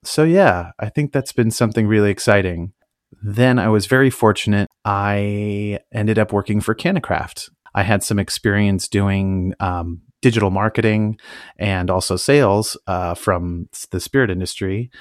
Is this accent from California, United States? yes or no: yes; Napa Valley, California, United States; moved away as an adult; also born or lived in Tacoma; I grew up in the Napa Valley